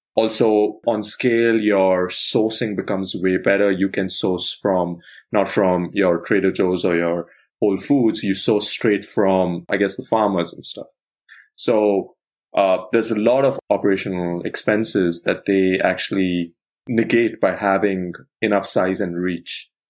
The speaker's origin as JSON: {"language": "English", "country": "India", "tie": "born or raised there", "moved": "yes", "said": "I grew up in India"}